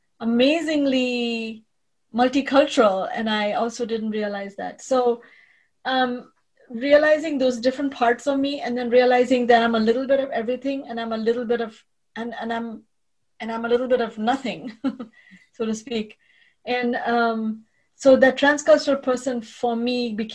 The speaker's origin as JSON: {"language": "English", "country": "India", "tie": "born or raised there", "moved": "yes", "lives_now": "United States", "said": "I was raised a Jew in India"}